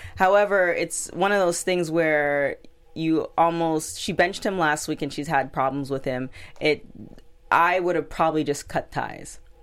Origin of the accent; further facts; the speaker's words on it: Toronto, Ontario, Canada; I'm from Toronto